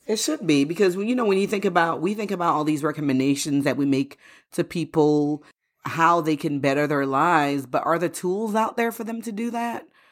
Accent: Florida, United States; also born or lived in Haiti; growing up in Florida, when we first came here, um, in the late eighties when we moved from Haiti

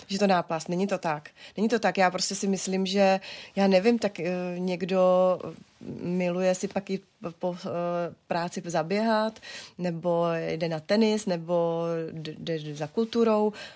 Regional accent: Moravian Wallachia, Czechia; jsme z Valašská, my jsme obrovská rodina

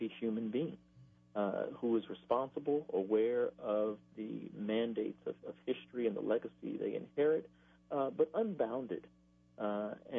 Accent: Baton Rouge, Louisiana, United States; I'm a Baton Rouge native

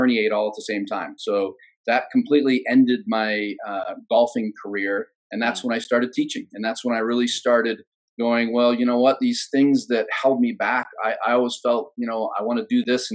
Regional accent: United States

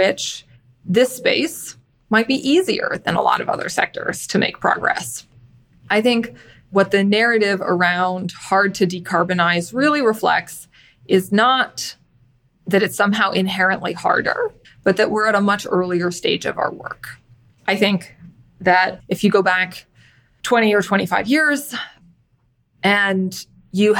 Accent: San Francisco Bay Area, California, United States; moved away as an adult; also born or lived in Washington, D.C.; I'm originally from the San Francisco Bay Area

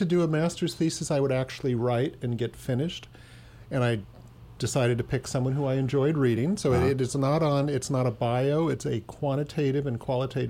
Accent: Walnut Creek, California, United States; now in San Francisco, United States; I grew up in Walnut Creek

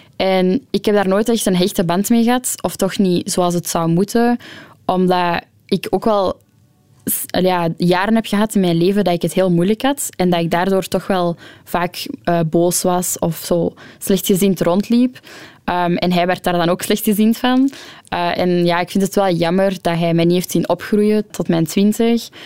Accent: Ghent, Flanders, Belgium; also born or lived in Antwerp; ik ben geboren in Gent

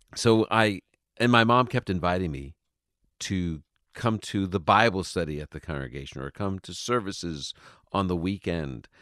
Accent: New York, United States; moved away; I was raised in New York, uh, you know, nice Jewish boy

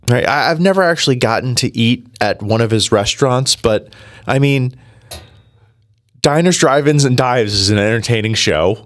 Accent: New Jersey, United States; I am from New Jersey. I was born and raised in Jersey

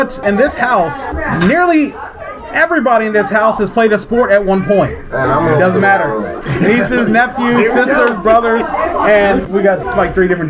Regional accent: Newark, Maryland, United States; moved away; I am here at my hometown in Newark, Maryland, at home at my mom's house

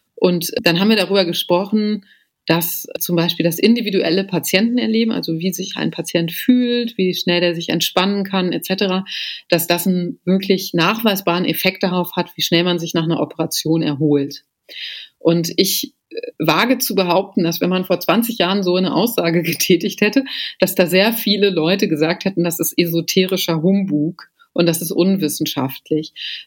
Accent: Germany; also born or lived in Potsdam / Athens; bei uns in Deutschland

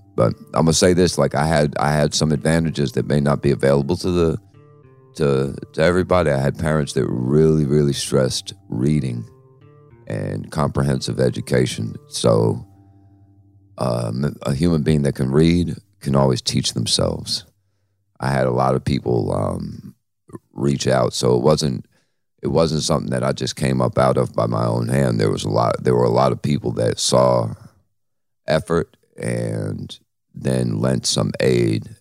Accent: New York City, New York, United States; where I grew up at in the Bronx

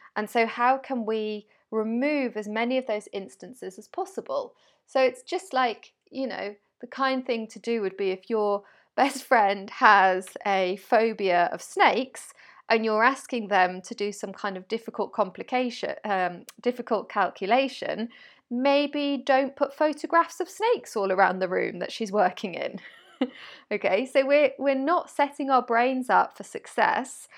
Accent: United Kingdom; I'm British

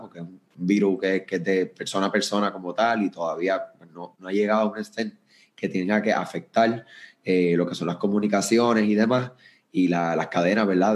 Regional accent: Puerto Rico; soy de acá de Puerto Rico, eh, yo me encuentro en el área de San Juan

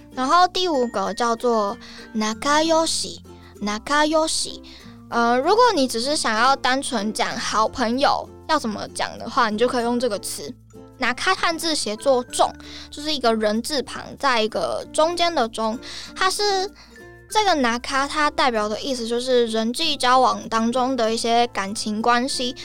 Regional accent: Taiwan; 我是台湾人

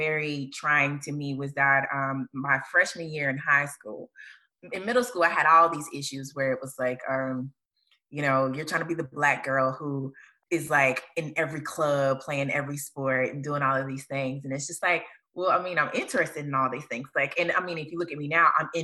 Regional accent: Hattiesburg, Mississippi, United States; I'm from Hattiesburg, Mississippi.

